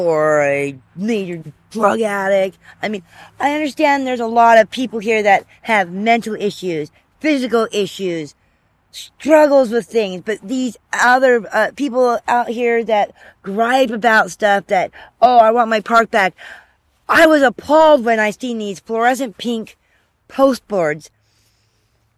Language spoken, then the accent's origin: English; Grays River, Washington, United States; now in Seattle, United States; I grew up in Grays River, Washington. It's up by Astoria.